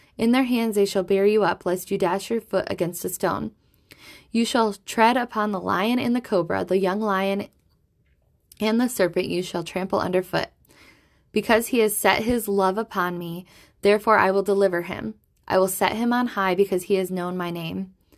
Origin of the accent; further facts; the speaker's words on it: Michigan, United States; Michigan, where I live, my home state in the United States